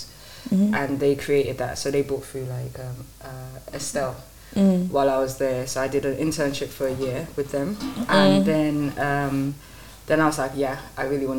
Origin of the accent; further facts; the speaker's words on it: London, United Kingdom; also born or lived in Lagos, Nigeria; I stayed there until I was 8 and then moved here, moved to East London